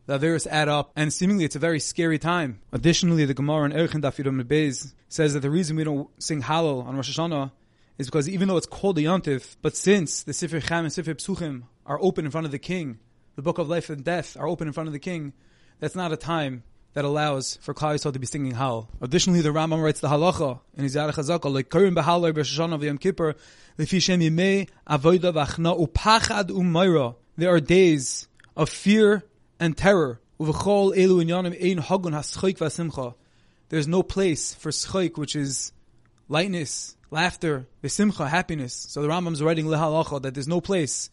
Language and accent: English; Monsey, New York, United States; my hometown, from Muncie, New York